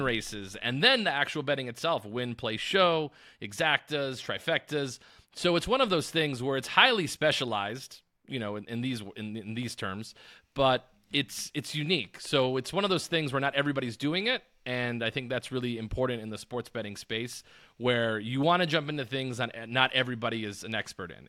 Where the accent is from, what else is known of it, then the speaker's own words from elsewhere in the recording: Tucson, Arizona, United States; moved away as an adult; now in Las Vegas, United States; I'm originally from Arizona, which I'm from Tucson, Arizona